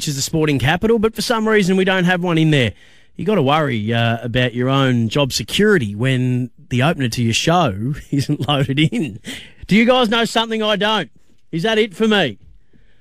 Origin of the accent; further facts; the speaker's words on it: Bendigo, Victoria, Australia; in Bendigo, my hometown